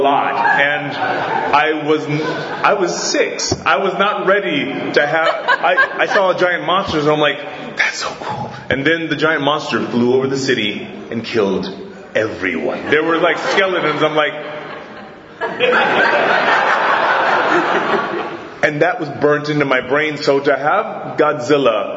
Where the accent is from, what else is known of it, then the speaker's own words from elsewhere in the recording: Hawaii, United States; also born or lived in Fort Wayne, Indiana; I'm from Hawaii, but I was born in Fort Wayne, Indiana